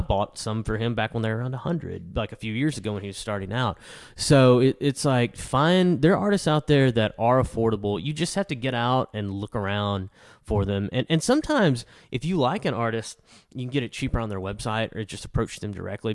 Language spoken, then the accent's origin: English; El Dorado, Arkansas, United States; I'm from El Dorado